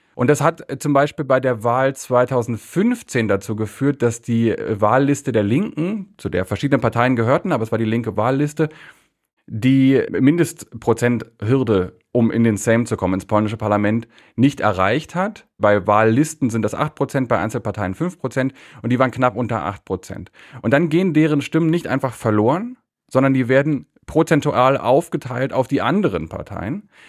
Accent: Berlin, Germany; moved away as an adult; now in Warsaw, Poland; Ich bin in Berlin aufgewachsen

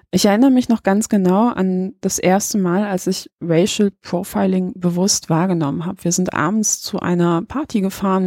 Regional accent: Poland; now in Germany; ich bin auch Ausländer, ich bin in Polen geboren worden

